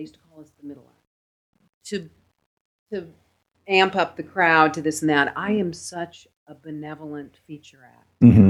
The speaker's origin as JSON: {"language": "English", "town": "Merced", "region": "California", "country": "United States", "tie": "born or raised there", "also_born_or_lived": "San Francisco"}